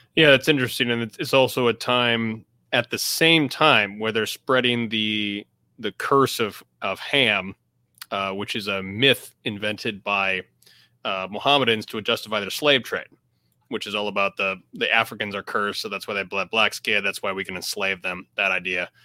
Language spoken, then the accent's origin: English; United States; As an American